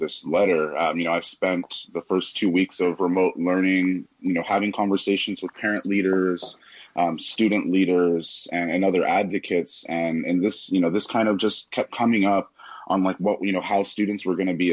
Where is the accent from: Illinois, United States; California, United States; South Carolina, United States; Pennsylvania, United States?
California, United States; Los Angeles; moved away; I grew up in Los Angeles, attended public schools there basically throughout my K-12 educational experience